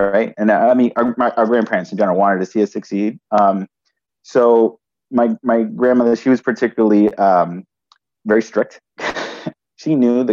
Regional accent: New York City, New York, United States; So I grew up in New York City, and my brother and I, we lived with our parents originally in the Bronx

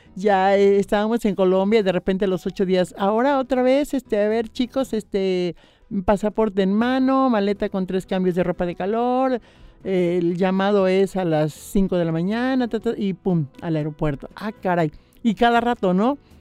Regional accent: Misantla, Veracruz, Mexico; now in Xalapa, Mexico; yo soy de Misantla, soy originaria de Misantla, eh, originaria de Misantla, jalapeña por adopción, porque ya llevo más de treinta y seis años viviendo en Jalapa

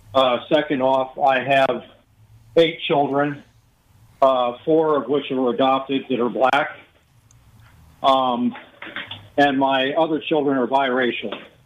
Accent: Hawaii, United States; also born or lived in Las Vegas, United States; I grew up in Hawaii and Las Vegas.

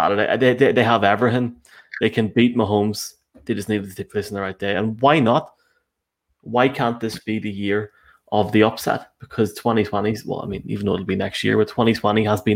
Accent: Toronto, Ontario, Canada; accent: Toronto; my bad Toronto accent

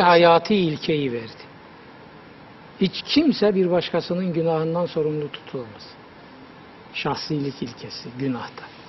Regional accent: Black Sea Region, Turkey; bir hoca dinlemiştim çocukluğumda bizim Karadeniz'de.

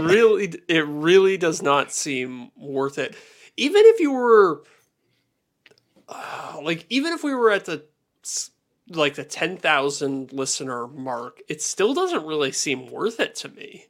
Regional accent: Canada; I'm a Canadian and it's a much smaller market here

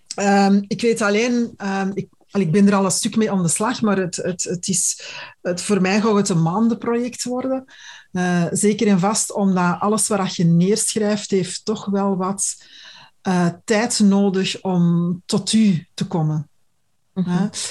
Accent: Antwerp, Flanders, Belgium; bij ons in Antwerpen

